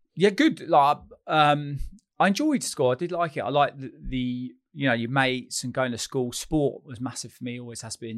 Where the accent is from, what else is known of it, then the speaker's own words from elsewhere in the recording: Chalfont St Giles, South East England, United Kingdom; I grew up in a little village called Chalfont Saint Giles, which is junction, near junction two on the M forty, Beaconsfield